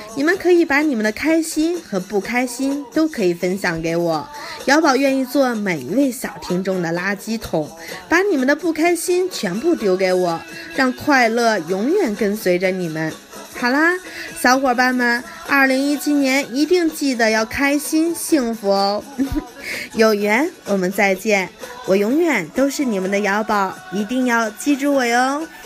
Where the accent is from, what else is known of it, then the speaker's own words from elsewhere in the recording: Harbin, Heilongjiang, China; 我是来自于东北黑龙江哈尔滨的姑娘